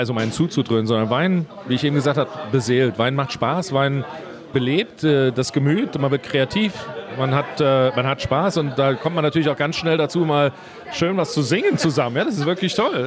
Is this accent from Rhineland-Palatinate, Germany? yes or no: yes; Leiwen, Rhineland-Palatinate, Germany; in Leiven, meinem Heimatort